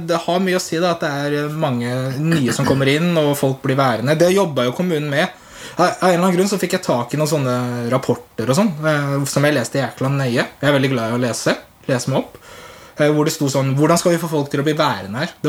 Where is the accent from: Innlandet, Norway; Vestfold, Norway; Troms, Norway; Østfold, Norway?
Vestfold, Norway; Tønsberg; moved away as an adult; also born or lived in Frøya; Jeg er jo opprinnelig fra Tønsberg. Så der jeg bodde før jeg flytta til eh, Frøya.